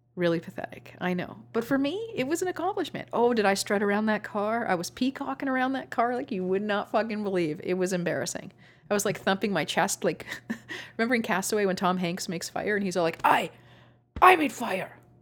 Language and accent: English; Canada; accent: Canadian; I'm Canadian.